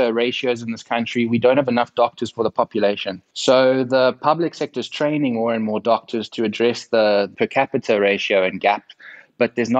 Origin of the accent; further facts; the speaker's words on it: South Africa; accent: South African; my accent from sunny South Africa